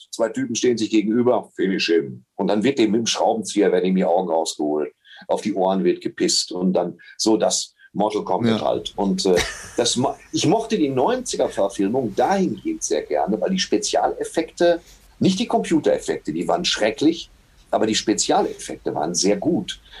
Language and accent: German; Germany; also born or lived in Waltrop